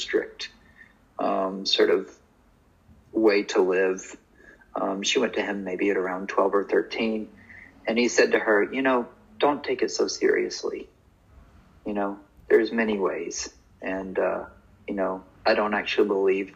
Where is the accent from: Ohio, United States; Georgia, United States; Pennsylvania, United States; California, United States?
Georgia, United States; North; moved away as an adult; also born or lived in New York; I left North Georgia and went to New York